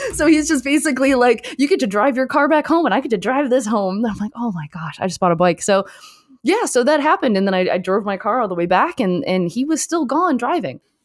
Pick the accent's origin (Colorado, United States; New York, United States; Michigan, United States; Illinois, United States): Michigan, United States; also born or lived in Detroit / Southfield / Canada; actually grew up in Michigan right next to the border of Canada, so I was very fortunate to grow up in both countries.